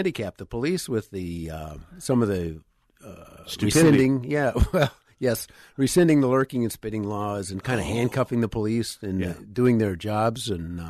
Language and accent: English; Minneapolis, Minnesota, United States; And I grew up in South Minneapolis, too. down on Lake Street near the river.